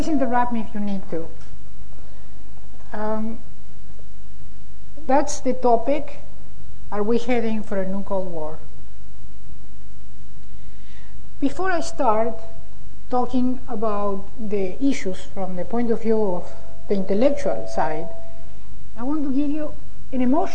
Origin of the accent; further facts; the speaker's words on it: Argentina; moved away; I am originally from Argentina